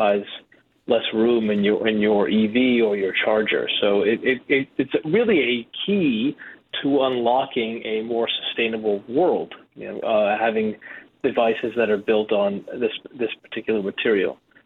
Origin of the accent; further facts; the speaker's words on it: Boston, Massachusetts, United States; I grew up in Boston.